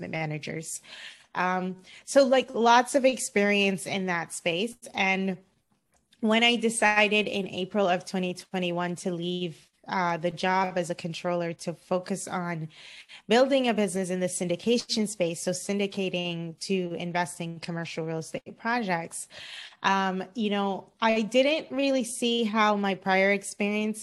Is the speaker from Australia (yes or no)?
no; Cayman Islands; also born or lived in Florida, United States; now in Los Angeles, United States; I'm originally from the Cayman Islands. I grew up in the Cayman Islands.